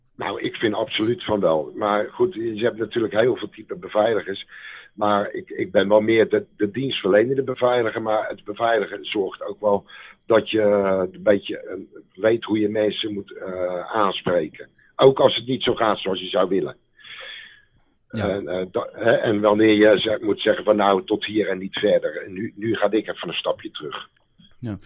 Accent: Delft, South Holland, Netherlands; accent: Haags; also born or lived in The Hague; ik kom van oorsprong uit Delft. Van oorsprong.

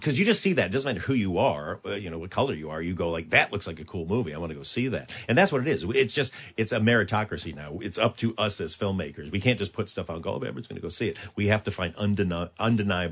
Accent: Michigan, United States; I'm from Michigan

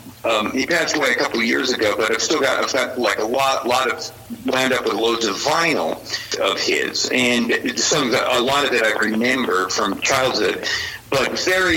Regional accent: New York City, New York, United States; I grew up in Manhattan, in New York City

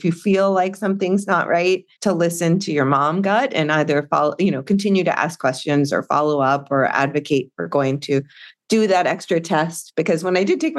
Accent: North Carolina, United States; I grew up in North Carolina, a relatively rural area

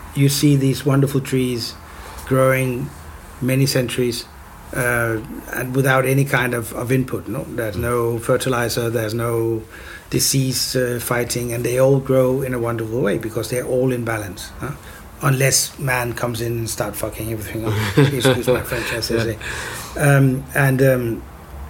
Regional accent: Copenhagen, Capital Region of Denmark, Denmark; in Copenhagen, which is sort of, you know, my hometown

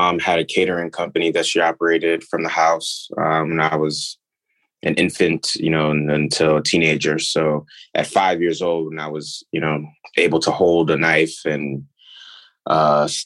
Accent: New York City, New York, United States; I grew up in New York

